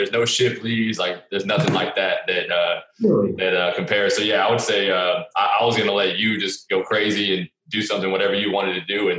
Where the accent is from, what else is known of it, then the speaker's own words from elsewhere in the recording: Katy, Texas, United States; moved away as an adult; also born or lived in Dallas, Texas; now in Calgary, Canada; I'm from Katy. You know, I'm from Texas. I love everything about it. I miss it being up here in Canada.